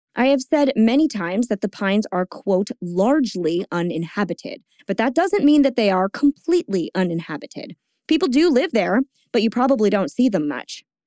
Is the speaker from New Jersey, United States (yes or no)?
yes; Bordentown, New Jersey, United States; I grew up within walking distance of it. Bordentown is not really that woodsy